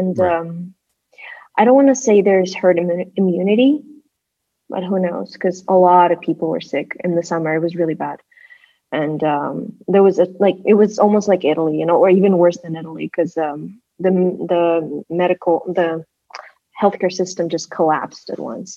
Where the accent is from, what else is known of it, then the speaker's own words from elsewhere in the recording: Bishkek, Kyrgyzstan; English is a second language; moved away; also born or lived in United States / Canada / France / Kazakhstan; I am currently in Bishkek, Kyrgyzstan, my hometown